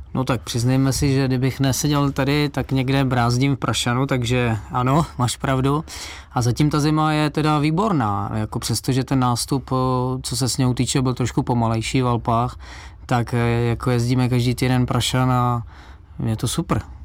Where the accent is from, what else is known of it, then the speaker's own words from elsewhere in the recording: Czechia; pocházím z Beskydy a tam mě rodiče prostě brali na svach